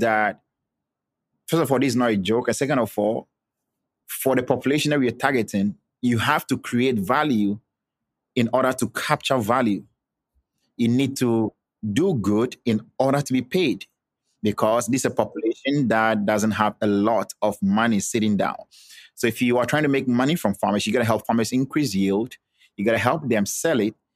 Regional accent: Volta, Ghana; I'm from Ghana. I was born and I grew up and schooled in Ghana. I'm specifically from the Volta region

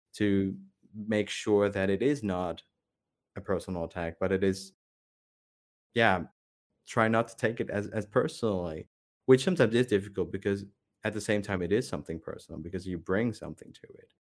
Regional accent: Netherlands; growing up in the Netherlands, um, I was never, I was never Dutch enough

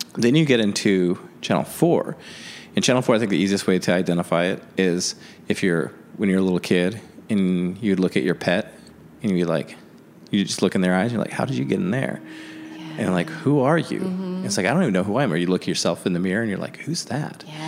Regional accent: the Northwest, Pacific Northwest, United States; moved away; also born or lived in Chicago; growing up in the Northwest

